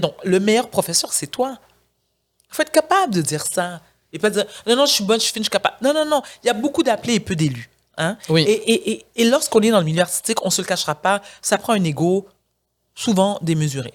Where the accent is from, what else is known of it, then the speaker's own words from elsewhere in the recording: Montreal, Quebec, Canada; also born or lived in South Shore (Rive-Sud), Quebec; je suis née au Québec. J'ai été, je suis née à Outremont. Ensuite, mes parents ont emménagé sur la rive sud. J'étais à l'école privée.